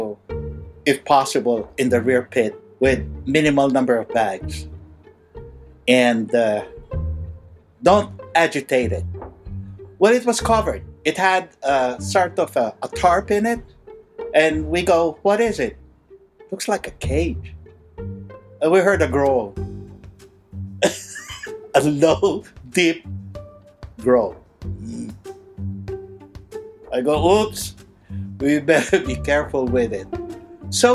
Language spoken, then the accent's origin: English; Manila, Metro Manila, Philippines; by the time I was 11 years old, that's when my father passed away, and I started growing up in Manila